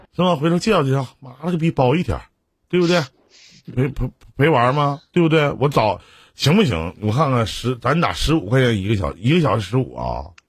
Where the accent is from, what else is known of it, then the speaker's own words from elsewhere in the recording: Shenyang, Liaoning, China; 辽宁人我沈阳的